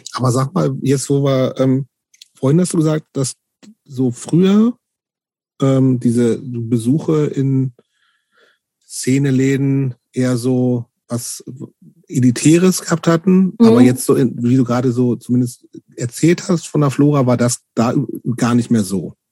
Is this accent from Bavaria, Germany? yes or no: no; near Hanover, Lower Saxony, Germany; Ich bin ja in der Nähe von Hannover groß geworden